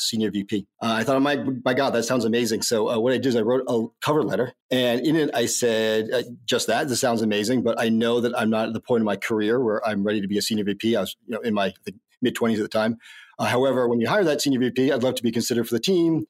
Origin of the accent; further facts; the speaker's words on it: Northeast, United States; moved away; also born or lived in New York; I grew up in the Northeast